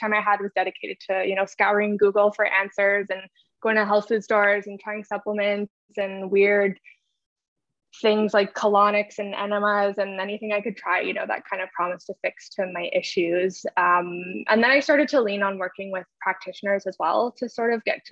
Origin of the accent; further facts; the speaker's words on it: a little town in Northern Ontario, Canada; So I'm from Canada. I live in Ontario. I'm originally from like a little town in Northern Ontario.